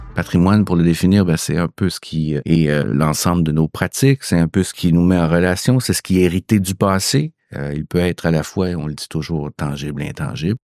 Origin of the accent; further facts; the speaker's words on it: Quebec, Canada; chez nous au Québec